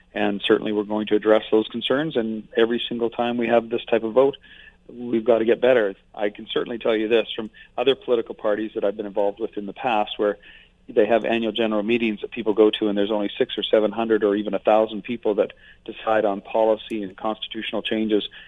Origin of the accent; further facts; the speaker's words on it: Fort McMurray, Alberta, Canada; I've been in Alberta more than 50 years. I'm from Fort McMurray